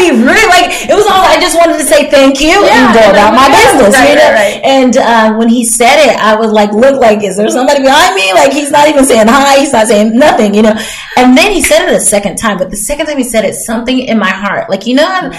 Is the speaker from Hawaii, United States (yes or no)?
yes; Hawaii, United States; moved away; also born or lived in Germany; I grew up in Hawaii, was born in Germany. Didn't really remember Germany, but Hawaii, like, it was, but Hawaii was America still.